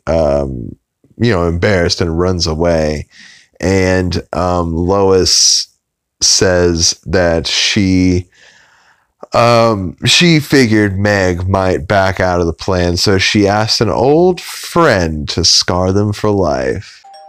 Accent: Oklahoma, United States; I'm from Oklahoma

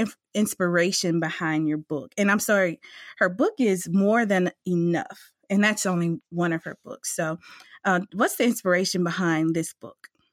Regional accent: Amite, Louisiana, United States; I'm from a little city called A Meek

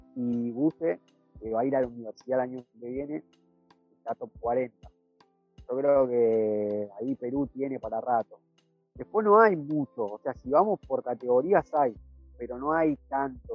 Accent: Argentina

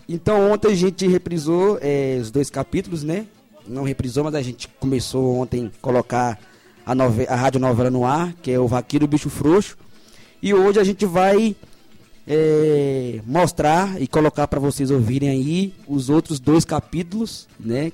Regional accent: São Jorge, Goiás, Brazil; Nascido e criado aqui na Chapada dos Veadeiros, São Jorge

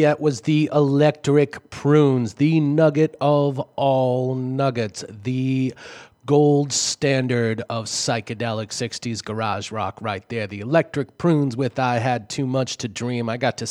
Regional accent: Boston, Massachusetts, United States; accent: Boston; my Boston accent.

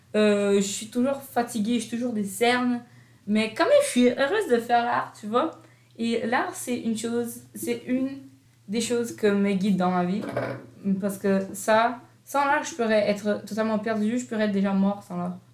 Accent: Brazil; now in Canada; je viens du Brésil

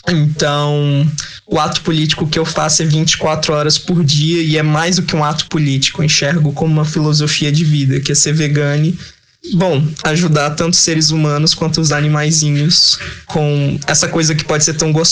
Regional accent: São Luís, Maranhão, Brazil; sou de São Luís do Maranhão.

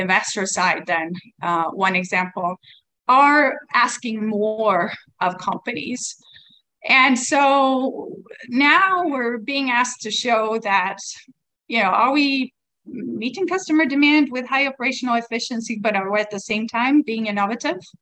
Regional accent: Sweden; now in Taiwan; I come from Sweden. Uh, we are um, calling in from Taiwan

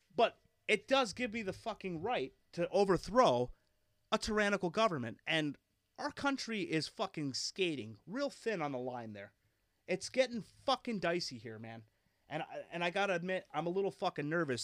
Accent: Philadelphia, Pennsylvania, United States; I grew up in Philadelphia

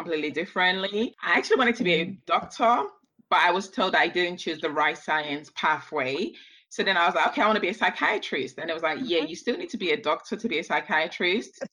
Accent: London, United Kingdom; also born or lived in Nigeria; I was born right here in London, and my mom had this brilliant idea of taking me back to Nigeria as a baby, where I spent my early formative years and never ever acclimatized back to British weather or British food, even though I've lived in England most of my life. Returned to London when I was about 9

